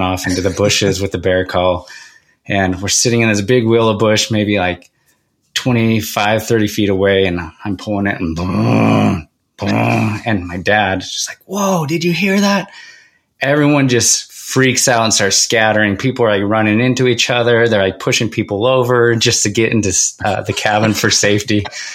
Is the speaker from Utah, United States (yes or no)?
yes; Oakley, Utah, United States; also born or lived in Salt Lake City, Utah; now in American Fork, United States; I was born in Salt Lake City, but we moved to Oakley, Utah, which is a farm town. At the time there was about 700 people in the town.